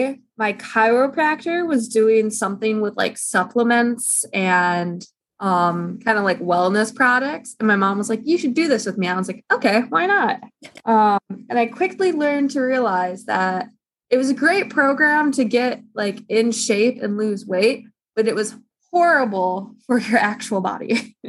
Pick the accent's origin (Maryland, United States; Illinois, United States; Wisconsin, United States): Illinois, United States; Chicago; also born or lived in France; now in Michigan, United States; I'm from the Chicagoland area. Now I live in the middle of nowhere, Michigan